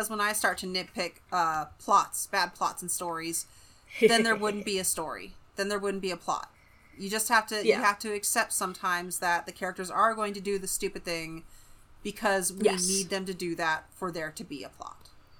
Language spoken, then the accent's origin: English; United States; I am an American.